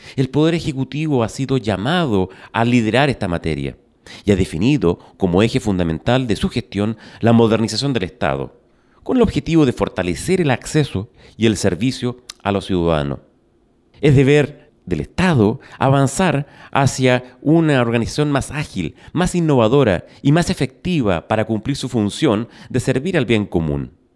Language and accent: Spanish; Chile